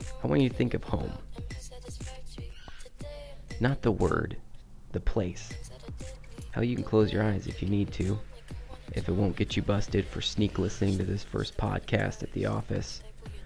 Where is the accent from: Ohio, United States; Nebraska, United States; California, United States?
Nebraska, United States; Lincoln; Lincoln, Nebraska. If you've never been to Lincoln, I can assure you, you've still been to Lincoln. It's my hometown